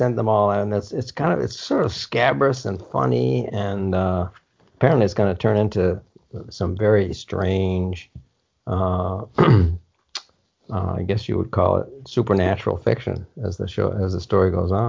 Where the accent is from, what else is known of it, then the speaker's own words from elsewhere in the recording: Indiana, United States; the town that I grew up in Indiana